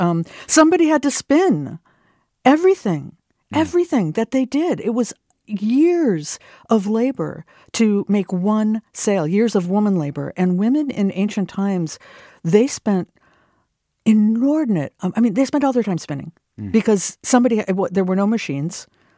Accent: Minnesota, United States; Also, I'm from Minnesota, so we did that like, as you know, on a field trip.

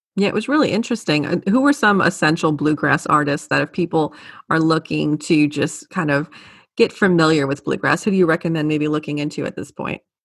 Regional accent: New Orleans, Louisiana, United States; moved away; I'm from New Orleans

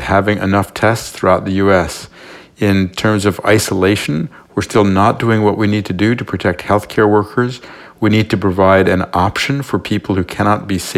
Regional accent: New York City, New York, United States; I was born in New York City

